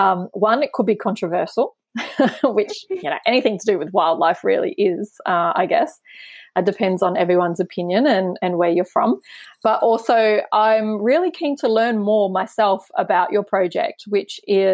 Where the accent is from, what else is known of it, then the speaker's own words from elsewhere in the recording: Brisbane, Queensland, Australia; now in Cairns, Australia; I grew up in Brisbane too, actually, but I now call myself a local.